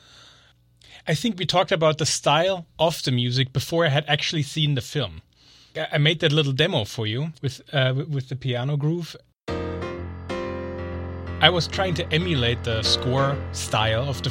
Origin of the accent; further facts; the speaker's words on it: Munich, Bavaria, Germany; moved away as an adult; also born or lived in Boston / New Jersey; born and raised in Munich, Germany